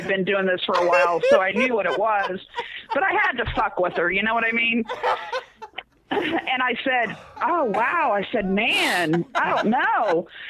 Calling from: Indianapolis, Indiana, United States; I am calling from Indianapolis.

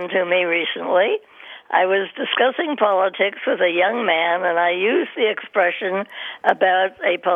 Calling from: Miami, Florida, United States; I'm calling you from Miami.

